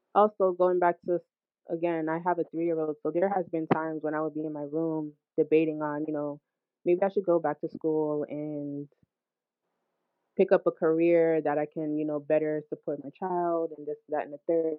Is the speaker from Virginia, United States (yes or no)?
no; Hackensack, New Jersey, United States; also born or lived in Brooklyn, New York; I was born in Brooklyn. Um, however, I was raised in Hackensack, New Jersey.